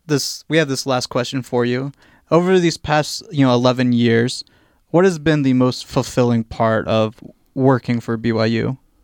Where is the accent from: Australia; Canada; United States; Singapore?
United States; Virginia; moved away; I grew up on the East Coast as well in Virginia